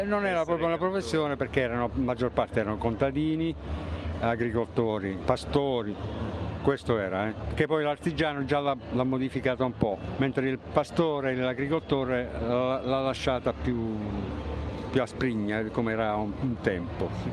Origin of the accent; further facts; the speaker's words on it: San Giovanni Rotondo, Apulia, Italy; vengo da San Giovanni Rotondo